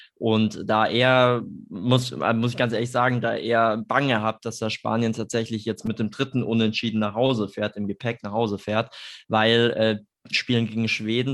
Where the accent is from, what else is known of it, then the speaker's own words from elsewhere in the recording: Germany; wir uns als Deutsche